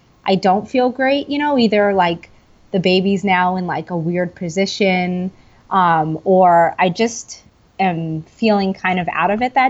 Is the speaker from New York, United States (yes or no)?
yes; New York City, New York, United States; I am from Staten Island, New York.